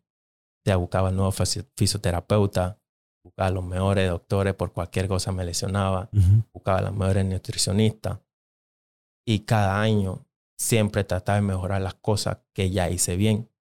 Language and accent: Spanish; Panama City, Panama; first language English (Jamaican Patois); Spanish is a second language; moved away as an adult; now in United States; yo nací en la capital